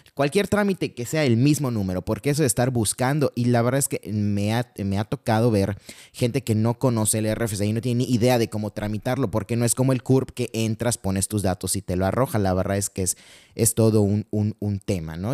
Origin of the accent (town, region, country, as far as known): Mexico